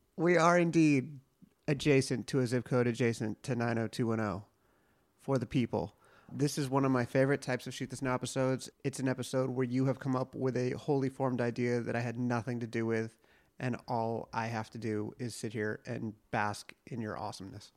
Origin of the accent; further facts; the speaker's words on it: United States; I'm American.